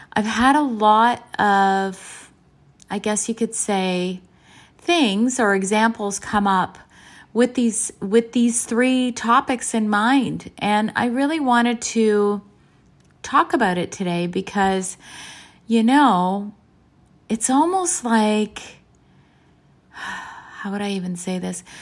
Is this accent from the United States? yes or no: no; Canada; both my parents are from Croatia, and I was born in Canada.